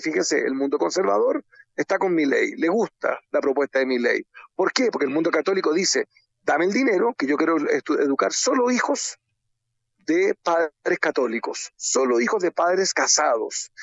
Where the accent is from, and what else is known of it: Chile